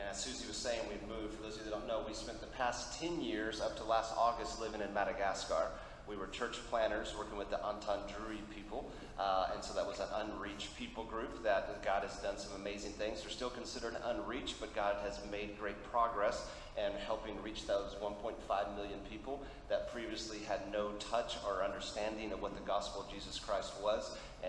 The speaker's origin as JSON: {"language": "English", "country": "Argentina", "tie": "born or raised there", "said": "because I grew up in Argentina as a missionary kid, so we'll do it in Spanish as well."}